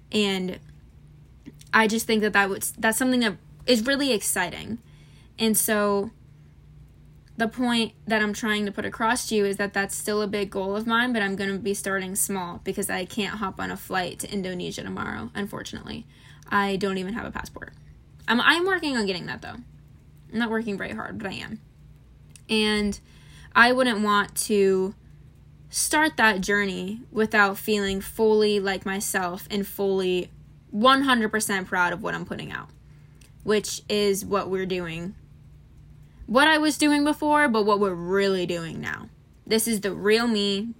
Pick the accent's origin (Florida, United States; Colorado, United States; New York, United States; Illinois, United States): Florida, United States; I'm from Florida